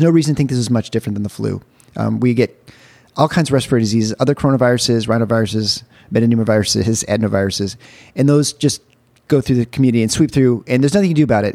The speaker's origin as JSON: {"language": "English", "region": "Michigan", "country": "United States", "tie": "born or raised there", "said": "I'm from Michigan"}